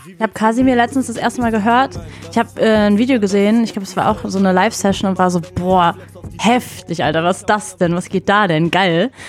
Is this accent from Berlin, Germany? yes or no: yes; Berlin, Germany; ich bin genau in dem Kiez geboren, auch genau die Straße tatsächlich aufgewachsen